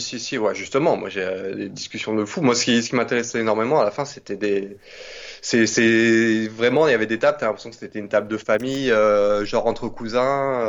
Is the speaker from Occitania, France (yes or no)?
yes; Nîmes, Occitania, France; moved away as an adult; also born or lived in Paris; now in Montpellier, France; à la base, donc, je suis de Nîmes, j'ai fait 20 ans à Nîmes.